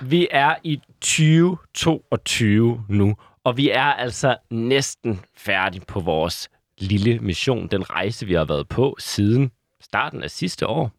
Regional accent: Aalborg, North Denmark Region, Denmark; moved away; fra min gamle hjemby, Aalborg

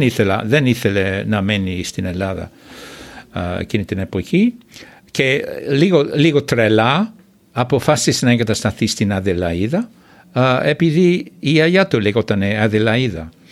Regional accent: Australia; Greek is a second language; moved away as an adult; now in Greece; τέσσερις γενιές πήγαν στο ίδιο σχολείο, δημοτικό σχολείο που είχα πάει εγώ, που λέγονταν Orange Grove

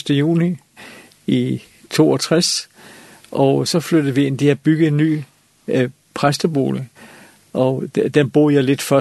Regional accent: Copenhagen, Capital Region of Denmark, Denmark; jeg er også jeg var københavner, og, og, og det, det der provincielle, øh, det, det kunne jeg ikke rigtig med

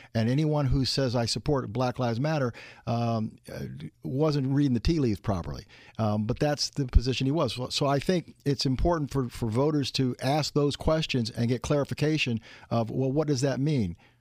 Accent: the Great North, Indiana, United States; I came from the Great North.

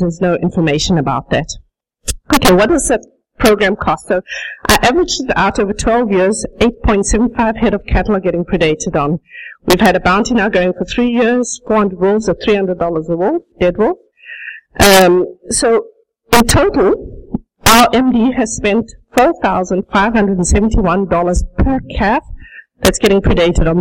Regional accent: South Africa; moved away as an adult; also born or lived in Netherlands; now in High Prairie, Canada; I speak with a bit of an accent because I was born and raised in South Africa. I spent the first 22 years of my life there

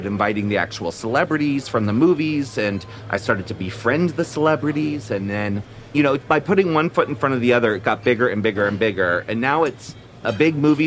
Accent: Annapolis, Maryland, United States; moved away; also born or lived in Washington, D.C. / San Francisco; I was born in D.C. and I grew up in Annapolis, Maryland

